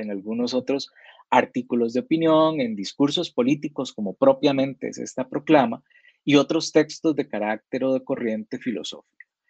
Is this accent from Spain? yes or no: no; Costa Rica